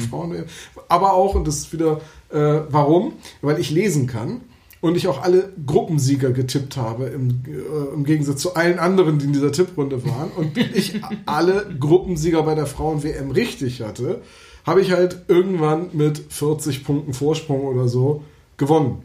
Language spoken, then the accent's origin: German; Bremen, Germany; dass ich gebürtiger Bremer bin